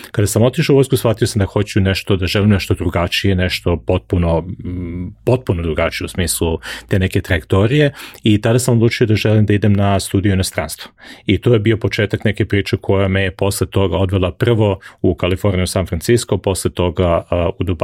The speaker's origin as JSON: {"language": "Croatian", "region": "Belgrade", "country": "Serbia", "tie": "born or raised there", "also_born_or_lived": "United States", "moved": "as an adult", "lives_now": "United Arab Emirates", "said": "Ja sam odrastao, rođen sam i odrastao sam u Beogradu na Dorčelu, tamo sam proveo zapravo najveći deo svog nekog dečaštva, mladog vremena, odatle sam išao na fakulte, znači prvi 25-6 godina svog života sam ja zapravo proveo, proveo tamo."}